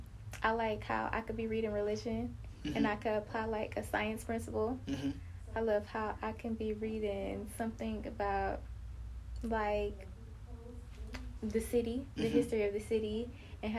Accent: Detroit, Michigan, United States; Where I'm from Detroit

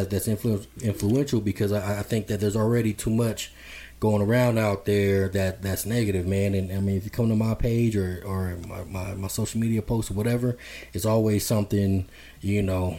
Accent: Denver, Colorado, United States; growing up in Park Hill

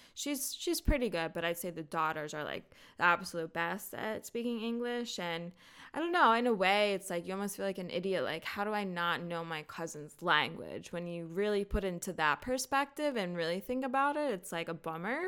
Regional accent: United States; we're American

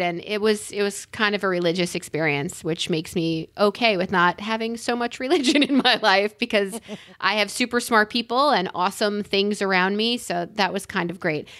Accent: New York City, New York, United States; I'm a New Yorker, and I was born in Queens

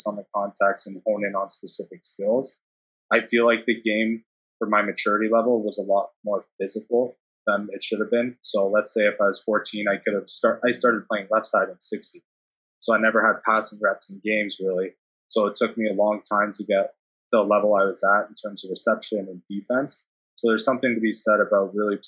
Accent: Brooklin, Ontario, Canada; moved away as an adult; also born or lived in Germany; I grew up in Brooklyn. And the elementary school I went to, in terms of Ontario, especially Durham

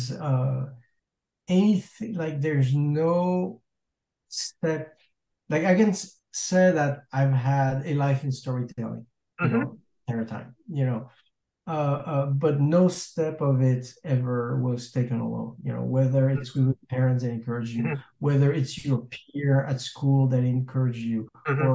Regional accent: France; moved away as an adult; now in Los Angeles, United States; I'm French, right? I mean, I'm American too. I'm an American citizen, but I was born in France

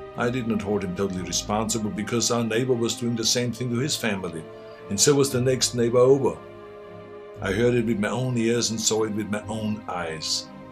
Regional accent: Austria; English is a second language; now in United States; I grew up in Austria.

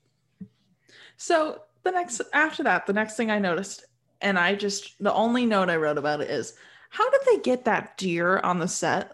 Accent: Michigan, United States; I'm from Michigan and Michigan has a lot of hunting grounds

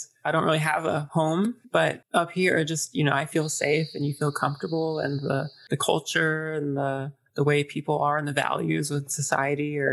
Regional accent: Washington, United States; moved away as an adult; now in Vancouver, Canada; I was born and I grew up in Washington State, but my mother is Canadian

